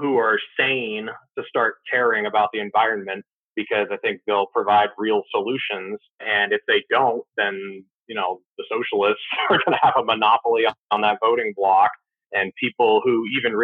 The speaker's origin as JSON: {"language": "English", "region": "New Hampshire", "country": "United States", "tie": "born or raised there", "said": "Growing up in New Hampshire"}